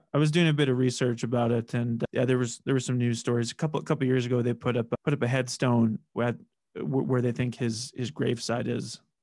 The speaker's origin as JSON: {"language": "English", "town": "Saskatoon", "region": "Saskatchewan", "country": "Canada", "moved": "as an adult", "lives_now": "Regina, Canada", "said": "I'm from Saskatoon and I've, I've lived in Regina for, yeah, eight years"}